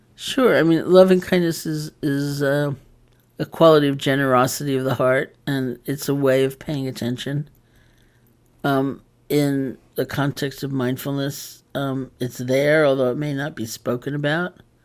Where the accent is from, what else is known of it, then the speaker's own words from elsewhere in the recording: New York, United States; I am a New Yorker